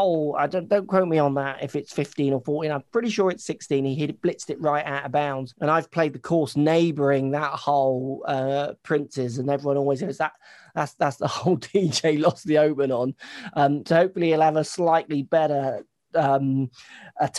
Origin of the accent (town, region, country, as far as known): England, United Kingdom